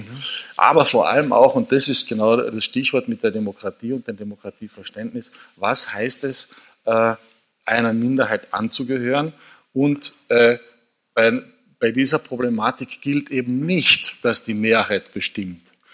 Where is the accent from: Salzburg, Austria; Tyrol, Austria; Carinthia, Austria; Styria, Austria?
Carinthia, Austria; gebürtiger Kärntner